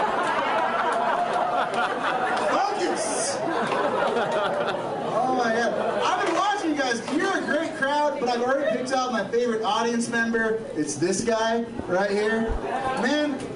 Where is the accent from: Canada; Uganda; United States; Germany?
United States; Los Angeles, California; I'm from Los Angeles